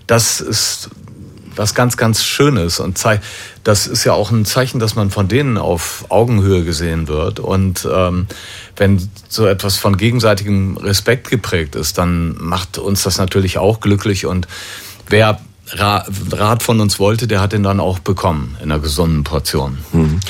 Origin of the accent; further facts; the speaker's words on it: Düsseldorf, North Rhine-Westphalia, Germany; Wir als Düsseldorfer